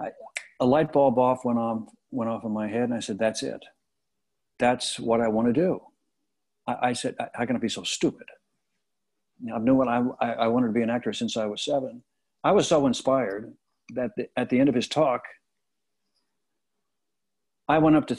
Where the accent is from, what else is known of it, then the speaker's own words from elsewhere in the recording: Kansas City, United States; moved away; I said, Kansas City.